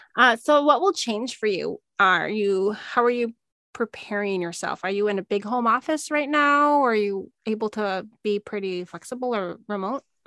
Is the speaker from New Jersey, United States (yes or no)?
no; Minnesota, United States; moved away as an adult; also born or lived in Missouri / Illinois / Arizona; I'm from Minnesota